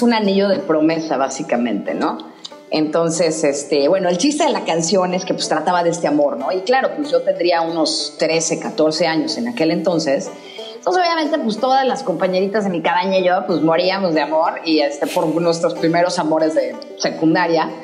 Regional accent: Texas, United States; accent: Texan (English); northern Mexican accent of Torreón; also born or lived in Torreón, Mexico; mi acento es demasiado tejano

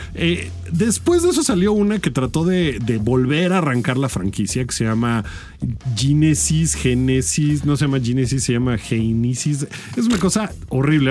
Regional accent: Mexico; uno como mexicano

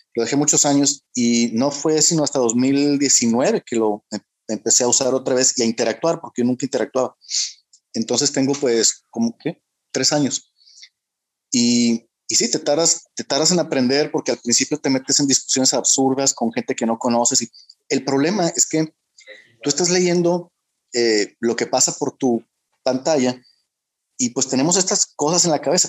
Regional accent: Monterrey, Nuevo León, Mexico; yo que soy de Monterrey

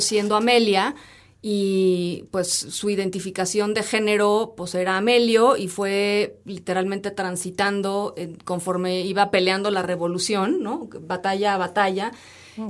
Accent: Mexico

